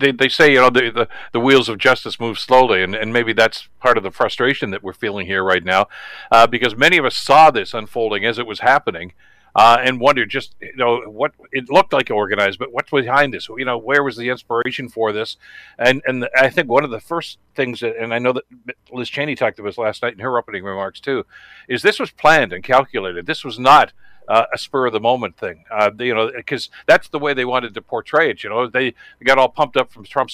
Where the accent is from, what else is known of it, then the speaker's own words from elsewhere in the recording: Canada; I'm a Canadian through and through